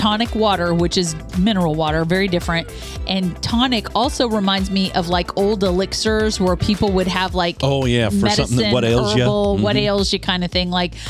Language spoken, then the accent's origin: English; Topeka, Kansas, United States; my hometown and home state is Northeast Kansas. Yeah. In Topeka, Kansas